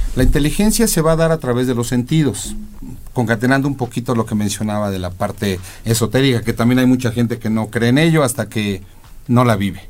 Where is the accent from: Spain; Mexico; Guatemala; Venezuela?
Mexico; yo soy mexicano a mucha honra